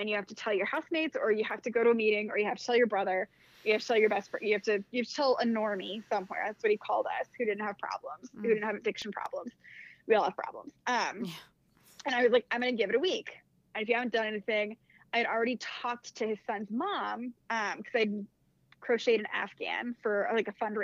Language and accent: English; Annapolis, Maryland, United States; moved away as an adult; also born or lived in Massachusetts; I was living in Annapolis. It's where I'm from. I'm from Maryland originally